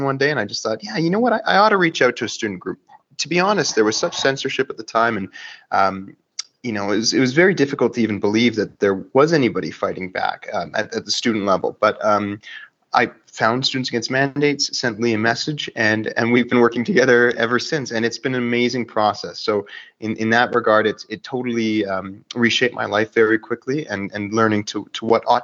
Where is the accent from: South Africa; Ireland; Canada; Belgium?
Canada; Vancouver Island, British Columbia; moved away as an adult; also born or lived in Victoria; now in Calgary, Canada; I'm from Vancouver Island, Canada